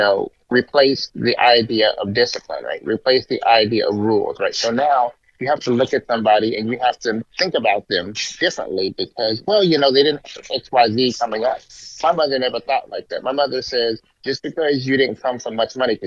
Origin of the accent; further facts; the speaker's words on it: Bay Area, California, United States; we're from the Bay Area